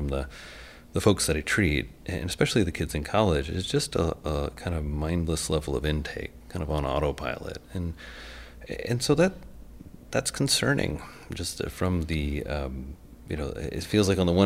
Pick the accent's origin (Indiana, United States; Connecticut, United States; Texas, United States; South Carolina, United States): Indiana, United States; I'm from Indiana